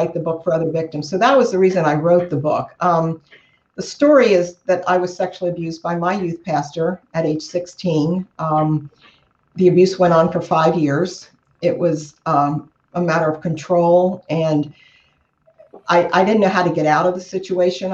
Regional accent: Cincinnati, Ohio, United States; I'm from Cincinnati, Ohio. I'm a native of Cincinnati. Lived here all my life.

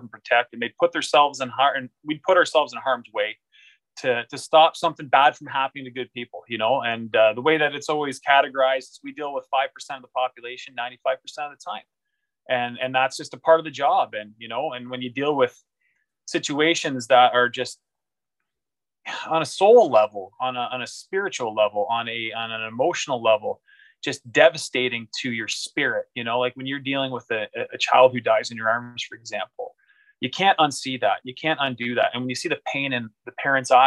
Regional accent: Canada; as a Canadian

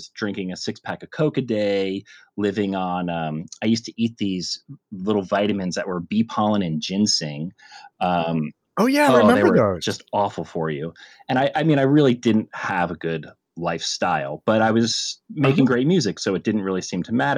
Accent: New Jersey, United States; But I grew up in New Jersey and started taking karate in the early 80s

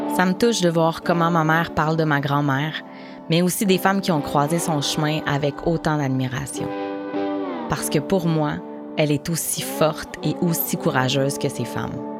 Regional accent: Montreal region, Quebec, Canada; also born or lived in Baie-Comeau, Côte-Nord, Quebec; now in Côte-Nord, Canada; La Côte-Nord, je l'ai quittée à l'âge de 8 ans avec ma mère pour rejoindre la région de Montréal

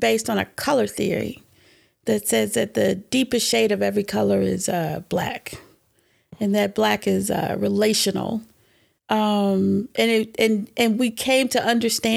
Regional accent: Atlanta, Georgia, United States; I was born in Atlanta.

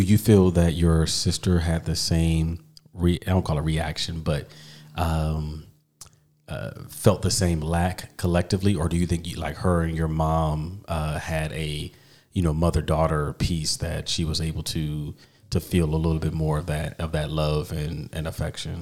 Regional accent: East Coast, United States; I grew up on the East Coast

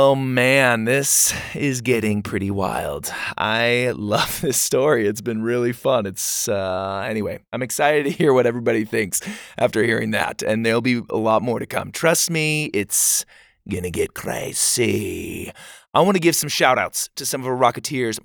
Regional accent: Gilbert, Arizona, United States; I'm from Gilbert, close to Phoenix

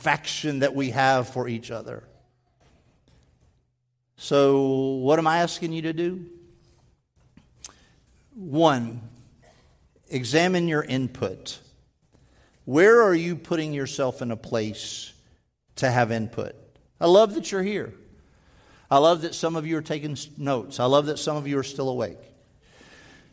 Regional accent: Texas, United States; moved away; I'm a Texan. I was born there.

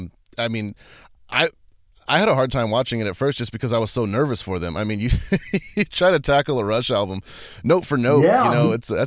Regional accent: San Antonio, Texas, United States; I'm from Texas, and I know you guys, it seems like I've heard a lot of your live recordings from San Antonio, which is actually where I was born.

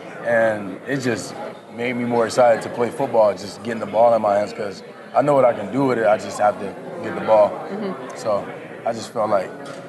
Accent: Florida, United States; moved away; I'm from Florida too.

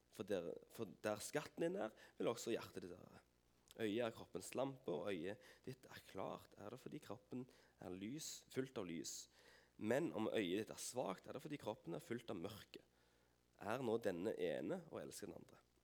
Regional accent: Vigrestad, Rogaland, Norway; Jeg har bodd på Vigerstad hele mitt liv. Eh, Unnfanga og født

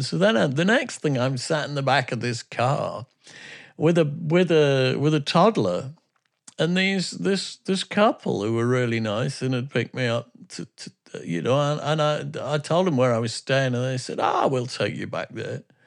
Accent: England, United Kingdom; I'm from England.

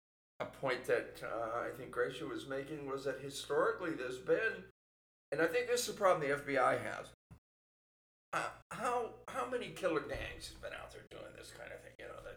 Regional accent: San Francisco, California, United States; San Francisco, that was my hometown

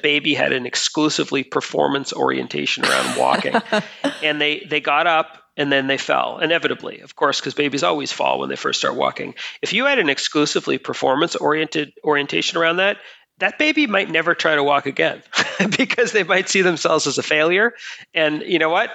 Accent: Boston, Massachusetts, United States; I'm from Boston in the United States

